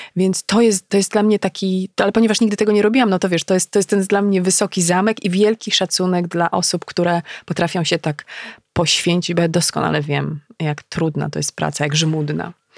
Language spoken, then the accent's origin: Polish; Legnica, Lower Silesian Voivodeship, Poland; moved away as an adult; also born or lived in Wrocław